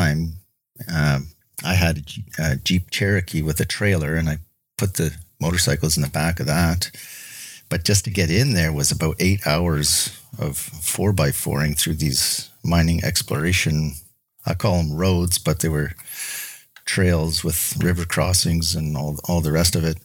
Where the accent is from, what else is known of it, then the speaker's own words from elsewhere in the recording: Kelowna, British Columbia, Canada; I'm from Kelowna, British Columbia, and I'm a tool and die maker